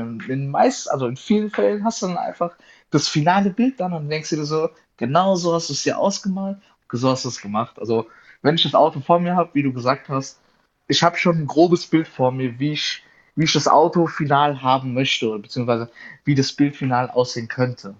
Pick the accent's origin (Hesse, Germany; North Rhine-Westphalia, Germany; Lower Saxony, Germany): Hesse, Germany; Darmstadt; ich komme aus Darmstadt in Südhessen